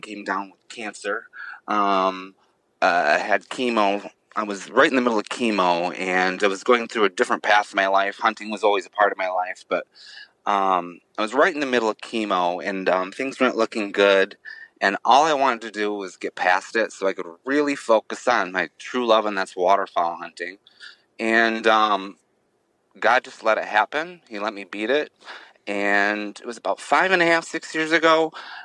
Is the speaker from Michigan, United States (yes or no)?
yes; Midwest Michigan, United States; Growing up in Midwest Michigan